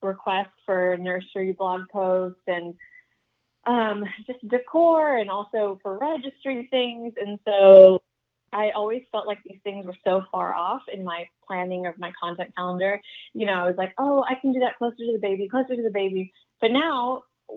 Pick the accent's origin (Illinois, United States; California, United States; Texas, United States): Texas, United States; Dallas; also born or lived in Chennai, India / London, United Kingdom; now in Austin, United States; I moved over here when I was a kiddo for my dad's job, grew up in Dallas